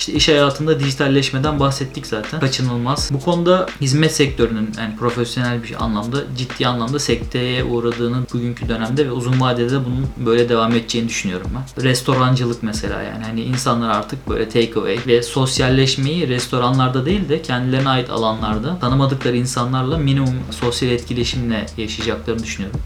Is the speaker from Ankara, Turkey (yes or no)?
yes; Ankara, Turkey; moved away as an adult; also born or lived in Istanbul; now in Netherlands; 1990 Ankara'da doğdum.